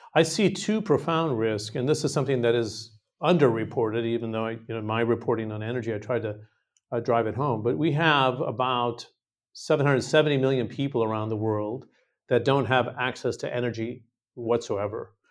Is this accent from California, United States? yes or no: yes; California, United States; I'm from California.